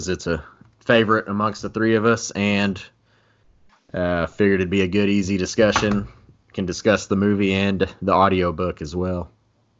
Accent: Texas, United States; I'm from Texas, still reside in Texas

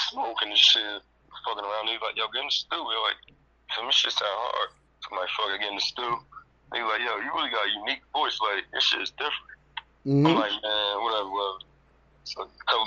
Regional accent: New Jersey, United States; Born and raised in Jersey

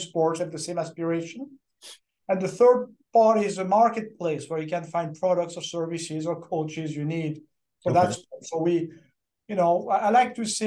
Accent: French part of Switzerland, Romandy, Switzerland; English is a second language; moved away as an adult; also born or lived in Atlanta, United States; now in United States; I was born in Switzerland, in the French part of Switzerland

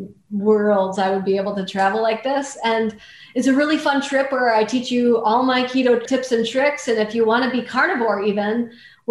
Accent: North Central Wisconsin, United States; I grew up in North Central Wisconsin where we didn't have any money.

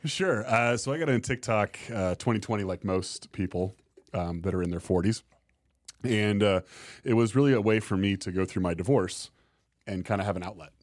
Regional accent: Tempe, Arizona, United States; now in Fort Collins, United States; I'm from Tempe, Arizona

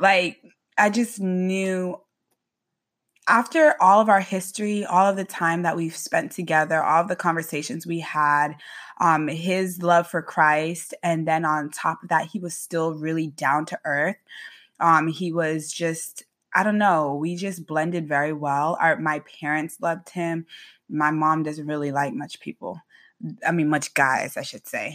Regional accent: Boynton Beach, Florida, United States; now in Tampa, United States; I, uh, am born and raised in Boynton Beach, Flor-, Florida

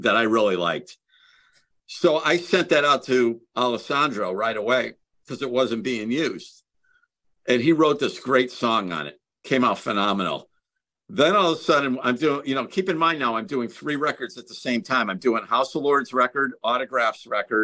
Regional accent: Connecticut, United States; I'm from Connecticut.

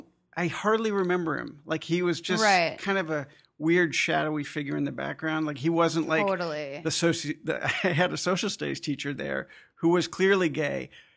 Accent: Albuquerque, New Mexico, United States; born there; I grew up all over the place. I was born in New Mexico, Albuquerque.

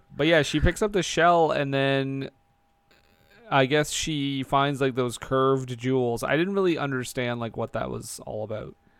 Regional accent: Alberta, Canada; I'm from Alberta

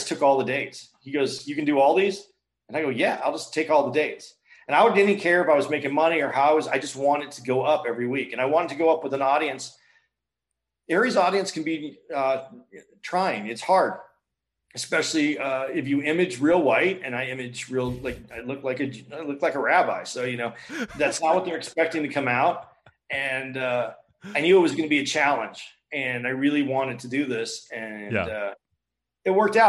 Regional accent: Tucson, Arizona, United States; I grew up in Tucson

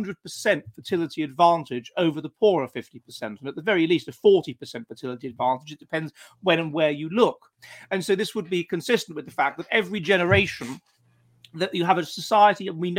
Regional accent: United Kingdom; I mean, I'm British and I'm a bit Anglo-centric

